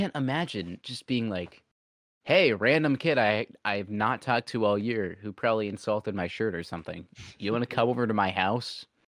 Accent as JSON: {"language": "English", "region": "Kentucky", "country": "United States", "tie": "born there", "also_born_or_lived": "Arkansas", "said": "I was born in Kentucky."}